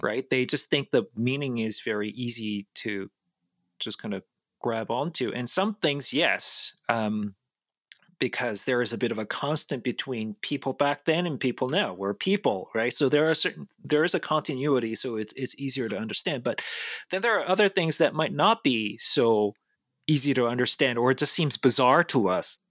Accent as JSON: {"language": "English", "country": "South Korea", "tie": "born or raised there", "moved": "yes", "said": "I'm an immigrant, I was born and raised in South Korea"}